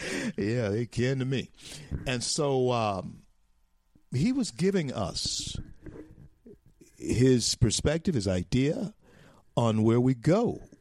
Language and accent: English; Louisiana, United States; the great state of Louisiana, my home state, his home state. My family roots run down into Acadiana, down below Opelousas, heading on down to Lafayette and Lake Charles.